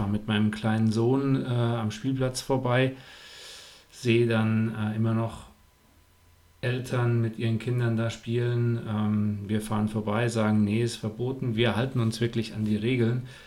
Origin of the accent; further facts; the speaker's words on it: Buschhütten, North Rhine-Westphalia, Germany; Ich bin in Buschütten aufgewachsen. Das ist mein äh, Heimatwettkampf